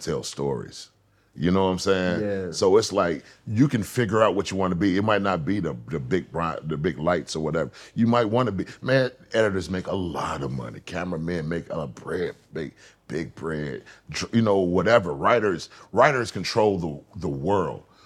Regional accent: Atlanta, Georgia, United States; moved away as an adult; also born or lived in Los Angeles, California; I'm from Atlanta

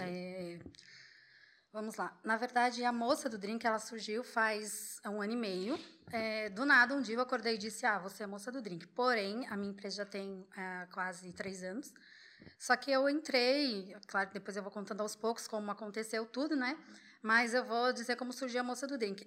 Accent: Florianópolis, Santa Catarina, Brazil; moved away as an adult; also born or lived in Búzios; sou de Floripa

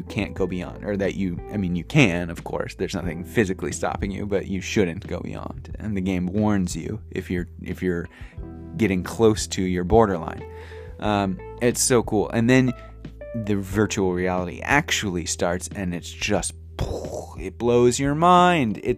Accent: St. Louis, Missouri, United States; moved away as an adult; now in Japan; into like my 20s in St. Louis, growing up in St. Louis

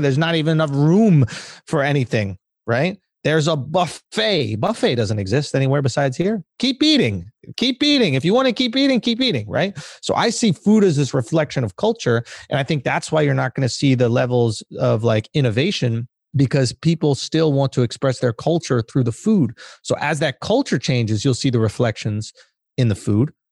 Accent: New York, United States; I'm from New York

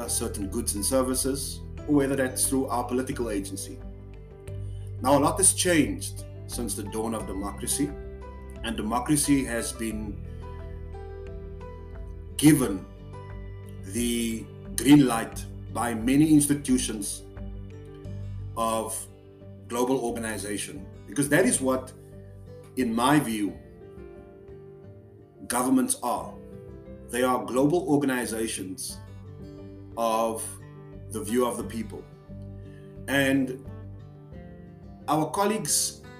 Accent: South Africa; I'm from South Africa.

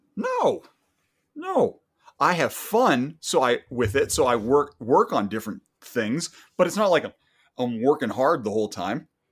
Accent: Canada; I'm a Canadian

